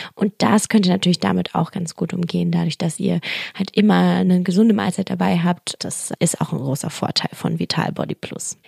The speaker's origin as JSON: {"language": "German", "region": "Berlin", "country": "Germany", "said": "ich bin ja auch Berliner"}